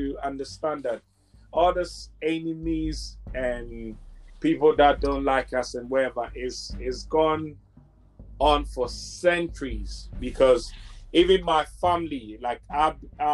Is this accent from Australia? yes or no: no; Ghana; I'm Ghanaian. I'm from Ghana in Africa